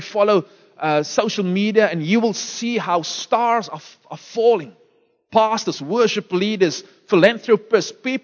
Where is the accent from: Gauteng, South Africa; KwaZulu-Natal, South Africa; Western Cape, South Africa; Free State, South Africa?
Western Cape, South Africa; Beaufort West; moved away; I was born in Beaufort West